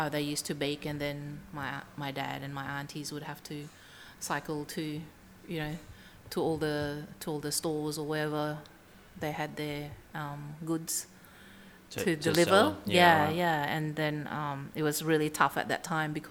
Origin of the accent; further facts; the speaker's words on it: Sumatra, Indonesia; now in Melbourne, Australia; I come from Sumatra, and where we come from, our food is much spicier